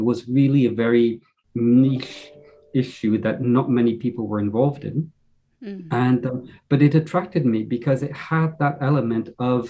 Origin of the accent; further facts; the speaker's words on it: upstate New York, United States; now in Europe; my hometown in upstate New York